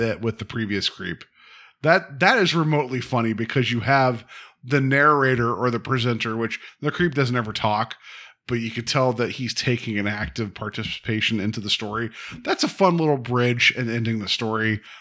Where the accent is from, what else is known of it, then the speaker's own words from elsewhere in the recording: West Virginia, United States; I'm from West Virginia